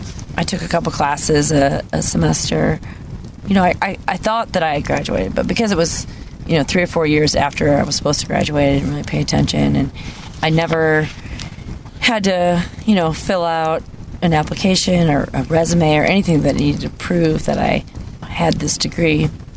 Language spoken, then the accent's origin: English; Missouri, Iowa, Midwest, United States; I lived in Missouri until I was 12. Uh-huh. And then moved to Iowa.